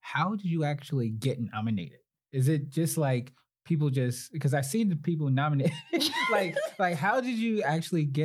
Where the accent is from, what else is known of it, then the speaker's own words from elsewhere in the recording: New York City, New York, United States; moved away; also born or lived in Ohio; I'm from Brooklyn originally